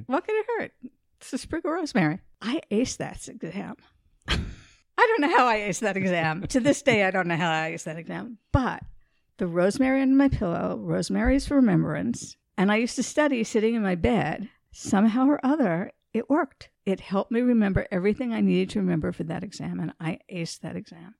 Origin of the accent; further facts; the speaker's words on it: New York City, New York, United States; I grew up in New York City